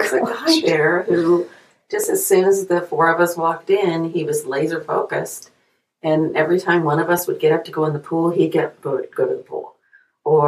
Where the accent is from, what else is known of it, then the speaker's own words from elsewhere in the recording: United States; American citizens